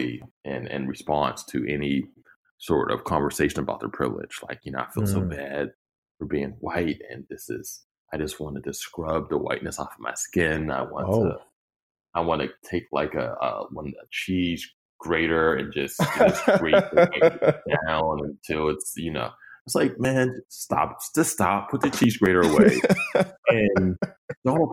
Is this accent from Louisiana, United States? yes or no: no; Pittsburgh, Pennsylvania, United States; I'm from Pittsburgh and live in Pittsburgh